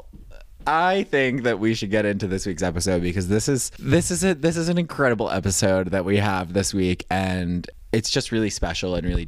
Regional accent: United States; I'm an American.

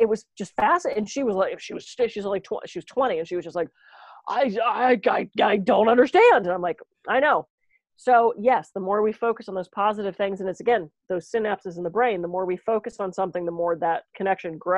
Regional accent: East Coast, United States; now in California, United States; I'm from the East Coast

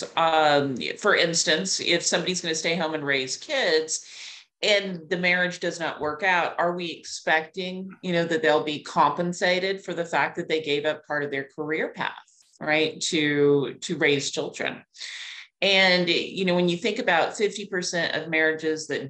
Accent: Clovis, New Mexico, United States; moved away as an adult; now in Atlanta, United States; Clovis, New Mexico is where I was born

